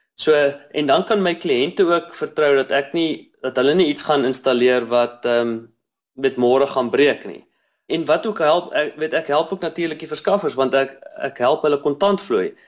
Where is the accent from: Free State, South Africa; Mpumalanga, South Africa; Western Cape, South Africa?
Free State, South Africa; Bloemfontein; now in Cape Town, South Africa; Ek is 'n Afrikaner man. Ehm um, Ek kom van uh, Bloemfontein af.